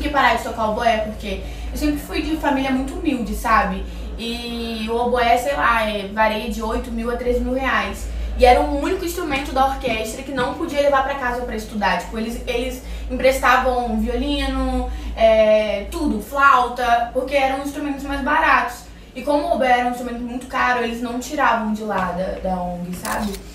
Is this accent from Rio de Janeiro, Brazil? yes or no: yes; Campos dos Goytacazes, Rio de Janeiro, Brazil; moved away; lá na minha cidade, que eu sou do interior do Rio, eu morava em Campos dos Goitacazes.